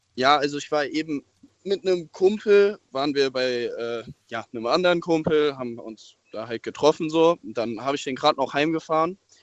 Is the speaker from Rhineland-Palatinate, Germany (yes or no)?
yes; near the Loreley, by Koblenz, Rhineland-Palatinate, Germany; da komme ich her